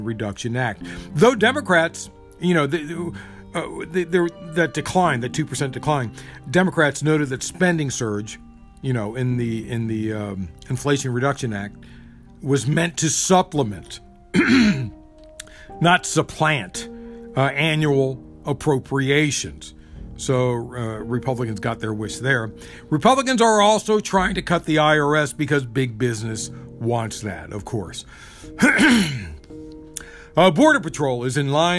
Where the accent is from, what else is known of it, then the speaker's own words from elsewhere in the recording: Maryland, United States; my home state of Maryland